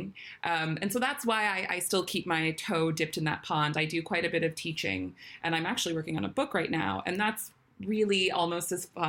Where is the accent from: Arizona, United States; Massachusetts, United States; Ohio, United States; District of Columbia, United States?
District of Columbia, United States; Washington; moved away as an adult; now in London, United Kingdom; I was born and raised in Washington, D.C.